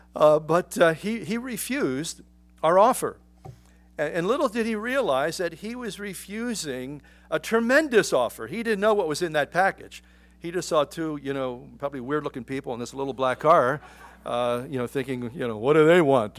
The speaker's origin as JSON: {"language": "English", "town": "Philadelphia", "region": "Pennsylvania", "country": "United States", "tie": "born or raised there", "said": "I grew up in Philadelphia"}